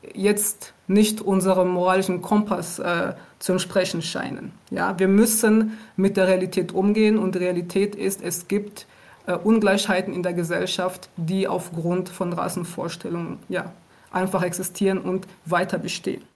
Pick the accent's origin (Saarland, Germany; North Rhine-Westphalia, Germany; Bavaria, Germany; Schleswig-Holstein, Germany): North Rhine-Westphalia, Germany; Aachen; born or raised there; moved away as an adult; also born or lived in Rwanda; now in Berlin, Germany